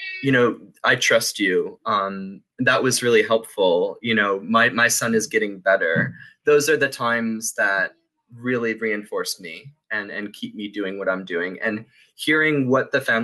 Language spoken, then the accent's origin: English; Buffalo, New York, United States; moved away as an adult; also born or lived in Pennsylvania / Mamaroneck, New York; I'm from Buffalo originally